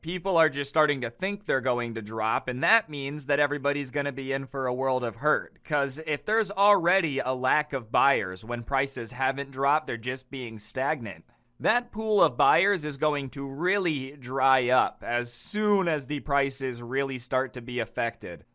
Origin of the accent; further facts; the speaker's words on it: United States; I'm an American